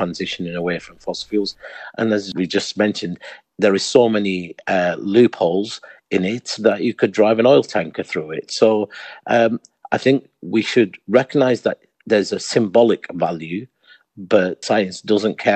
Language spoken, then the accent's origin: English; Pakistan; I'm originally from Pakistan